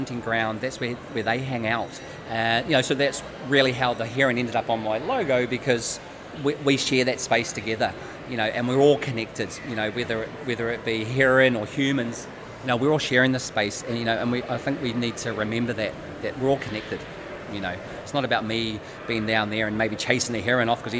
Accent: New Zealand; moved away as an adult; now in East Neuk, United Kingdom; I'm originally from New Zealand. I've been in the East Nuuk now for 3 years.

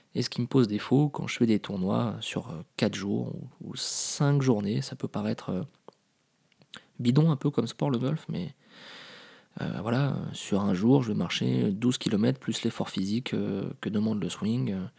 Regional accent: Paris, Île-de-France, France; moved away as an adult; also born or lived in Lille; je suis parisien

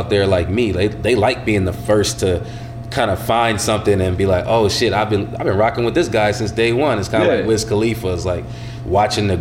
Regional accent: Minnesota, United States; also born or lived in Illinois; I always got love for Minnesota

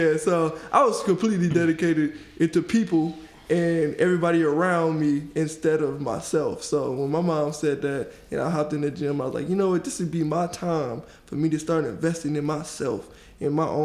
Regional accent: Detroit, Michigan, United States; I'm from Detroit. Born and raised.

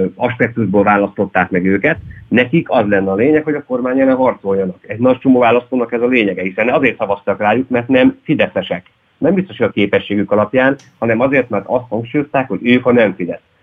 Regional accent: Hódmezővásárhely, Csongrád-Csanád, Hungary; én hódmezővásárhelyi vagyok

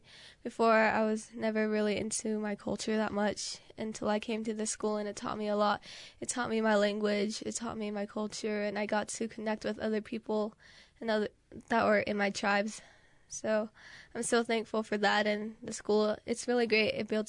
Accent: Pueblo of Isleta, New Mexico, United States; I'm from the Pueblo of Isleta.

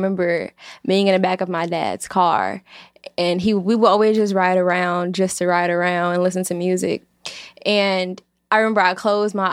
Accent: Chicago, Illinois, United States; I'm from the south side of Chicago

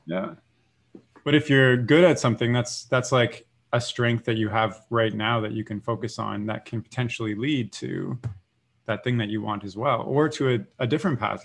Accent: Canada; growing up in Canada

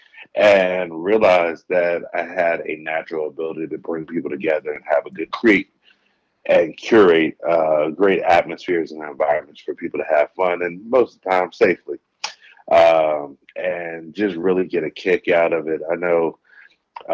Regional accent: Dover, Delaware, United States; moved away as an adult; also born or lived in Columbus, Ohio; now in Los Angeles, United States; Originally born and raised in Dover, Delaware

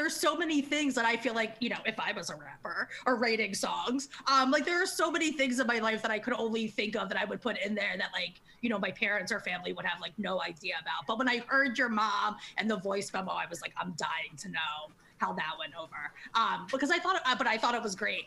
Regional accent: Maryland, United States; I was from Maryland

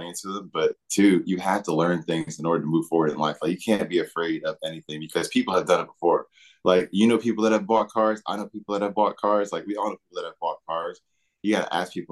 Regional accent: Philadelphia, Pennsylvania, United States; now in Smyrna, United States; I borrowed my grandmama's car when I was back in Philly, because I'm from Philly

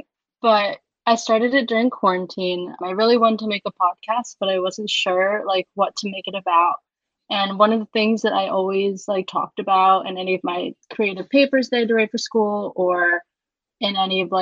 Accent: Philadelphia, Pennsylvania, United States; also born or lived in Nanning, Guangxi, China; I grew up in the Philly area, like maybe like a stone throw away from actual Philadelphia

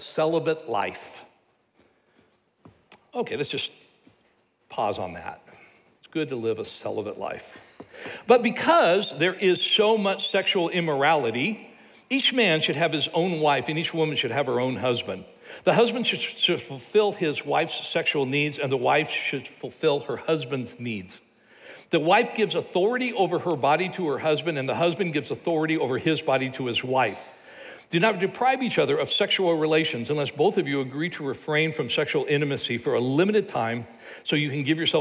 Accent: United States

